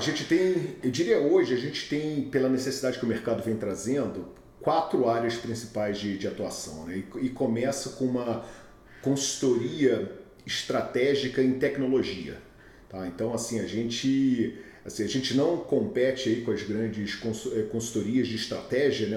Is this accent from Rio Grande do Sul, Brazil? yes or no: no; Rio de Janeiro, Brazil; accent: carioca; moved away as an adult; now in Houston, United States; eu sou nascido e criado no Rio de Janeiro, acho que já deu para ver com, com o sotaque